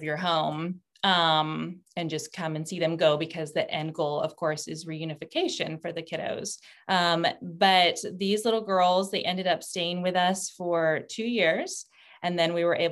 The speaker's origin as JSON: {"language": "English", "town": "San Antonio", "region": "Texas", "country": "United States", "tie": "born or raised there", "also_born_or_lived": "Knoxville / Turkey", "moved": "as an adult", "lives_now": "Washington, D.C., United States", "said": "I'm originally from San Antonio, Texas, born and raised there"}